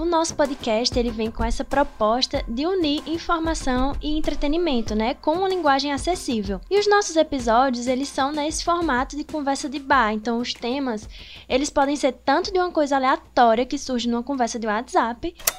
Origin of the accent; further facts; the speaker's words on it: Petrolina, Pernambuco, Brazil; aqui também de Petrolina